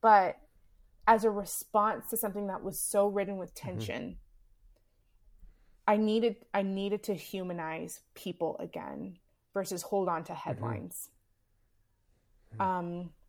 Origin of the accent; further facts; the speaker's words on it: Southern United States, United States; Growing up in the South, for me as a Black woman in America, that flag means something significant.